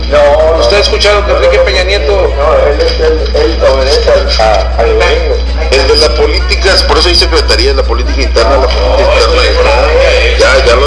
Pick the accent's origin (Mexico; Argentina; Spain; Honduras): Mexico; nosotros no necesitamos que nos defienda nadie, los mexicanos